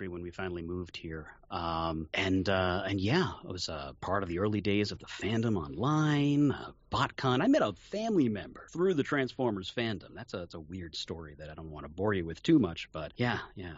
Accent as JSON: {"language": "English", "town": "New York City", "region": "New York", "country": "United States", "moved": "as an adult", "said": "I'm from Queens, New York"}